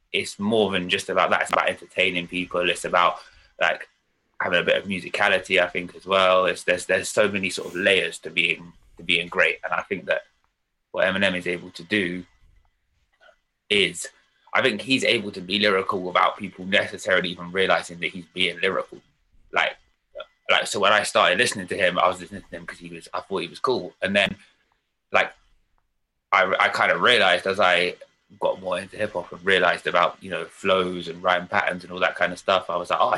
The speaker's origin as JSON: {"language": "English", "region": "London", "country": "United Kingdom", "tie": "born or raised there", "said": "I grew up in London. North London. Always lived in different parts of North London, really."}